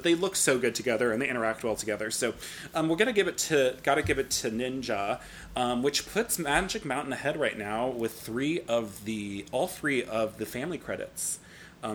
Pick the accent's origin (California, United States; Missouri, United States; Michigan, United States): California, United States; moved away; I'm from California originally